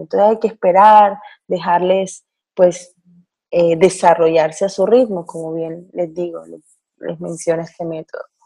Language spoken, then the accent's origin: Spanish; Barranquilla, Atlántico, Colombia; now in Israel; Soy colombiana de Barranquilla, del norte de Colombia, y vivo aquí con mi esposo y mi bebé